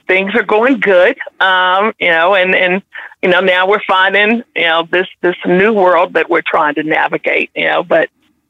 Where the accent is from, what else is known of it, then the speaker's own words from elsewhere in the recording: Kansas City, Missouri, United States; I grew up with a family of great cooks. I grew up in the Midwest.